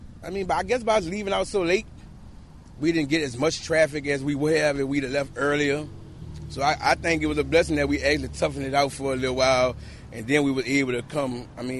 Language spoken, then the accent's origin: English; New Orleans, Louisiana, United States; New Orleans, Louisiana.